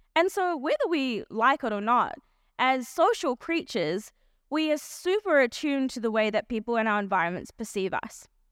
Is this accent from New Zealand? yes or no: yes; New Zealand; also born or lived in South Africa; I was born in South Africa, and, um, when I was eight years old, my family moved to New Zealand.